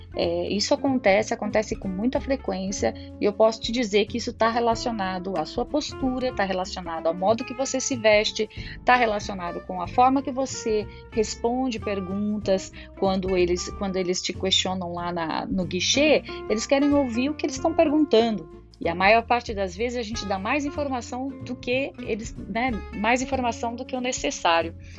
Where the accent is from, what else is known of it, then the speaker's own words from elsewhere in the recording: Brazil; E eu, como todo brasileiro orgulhoso, falei, eu sou do Brasil